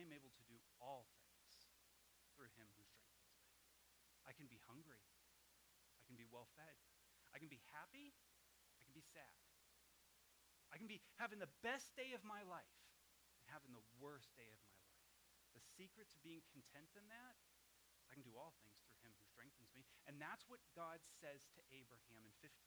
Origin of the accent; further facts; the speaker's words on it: Massachusetts, United States; moved away as an adult; one of the reasons we moved from Massachusetts was I had recently been saved. And there's a whole group of people that I grew up